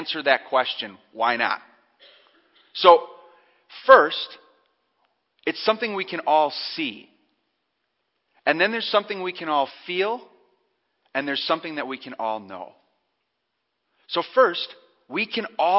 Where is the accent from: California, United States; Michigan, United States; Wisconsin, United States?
Wisconsin, United States; Cedar Grove; my hometown. I grew up in Cedar Grove.